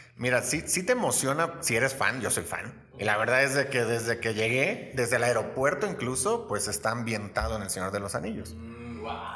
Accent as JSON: {"language": "Spanish", "town": "Los Mochis", "region": "Sinaloa", "country": "Mexico", "tie": "born or raised there", "moved": "as an adult", "lives_now": "Querétaro, Mexico", "said": "soy originario de Los Mochis, Sinaloa"}